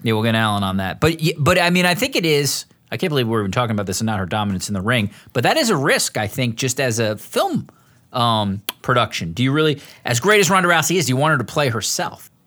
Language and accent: English; United States; as an American